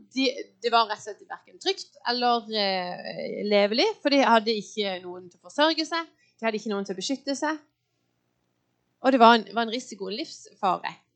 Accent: Lyngdal, Agder, Norway; now in Åseral, Norway; Jeg er født og oppvokst i en eh, fin kristen familie i Lyngdal.

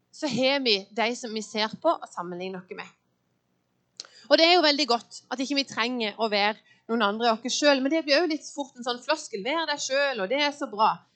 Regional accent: Lyngdal, Agder, Norway; now in Åseral, Norway; Jeg er født og oppvokst i en eh, fin kristen familie i Lyngdal.

